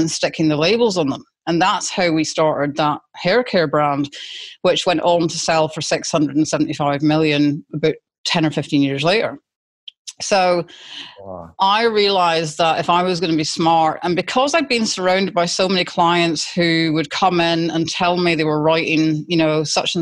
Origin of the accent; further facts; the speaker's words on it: Scotland, United Kingdom; accent: Scottish; moved away as an adult; now in Australia; being Scottish, I've got a very distinct accent